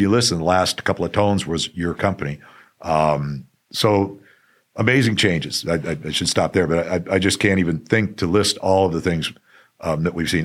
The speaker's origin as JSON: {"language": "English", "town": "Phoenix", "region": "Arizona", "country": "United States", "tie": "born or raised there", "also_born_or_lived": "Tucson", "said": "I'm a native of, uh, Arizona, native Phoenix, born at, uh, Saint Joe's."}